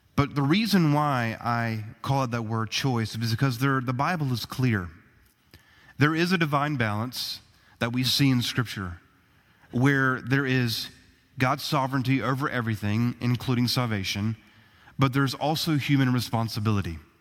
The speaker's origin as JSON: {"language": "English", "country": "United States", "said": "as American citizens"}